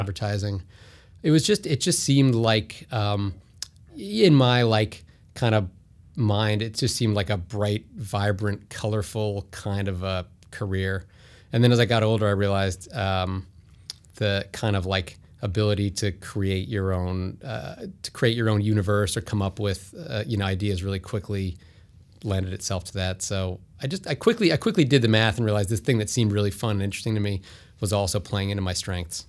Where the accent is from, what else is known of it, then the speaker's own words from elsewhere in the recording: White Plains, New York, United States; I'm from White Plains, New York